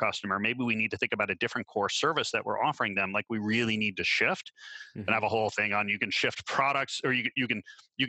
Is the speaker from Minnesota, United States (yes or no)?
yes; Minnesota, United States; moved away; also born or lived in Canada; I grew up in Minnesota.